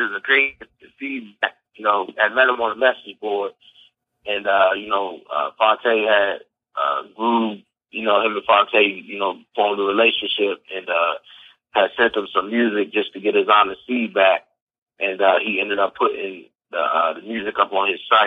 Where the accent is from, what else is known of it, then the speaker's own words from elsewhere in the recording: Alexandria, Virginia, United States; moved away as an adult; also born or lived in Fairfax, Virginia / Reston, Virginia / North Carolina; I grew up mostly in Alexandria, and I went to high school in Reston